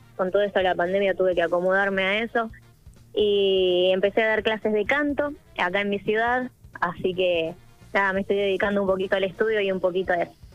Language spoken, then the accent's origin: Spanish; Villa Gobernador Gálvez, Santa Fe, Argentina; soy de Villa Gornorgales es una ciudad que está, eh, nada, cercada de la cumbia santafesina, así que eso, bueno, es algo que mamé desde muy chica